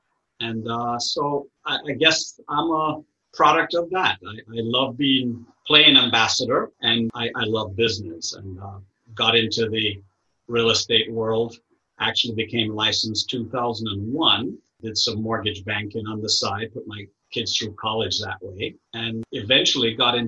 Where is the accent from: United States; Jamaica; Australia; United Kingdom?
Jamaica; Kingston, Surrey; Well, like I said, born and raised in Kingston, Jamaica, originally way, way back, Portuguese Jewish descent. And my family has been in the island of Jamaica for 300 years plus.